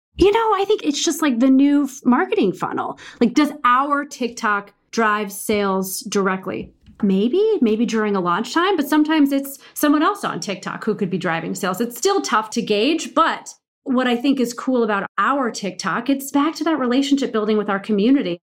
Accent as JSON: {"language": "English", "region": "Midwest", "country": "United States", "said": "I'm from the Midwest"}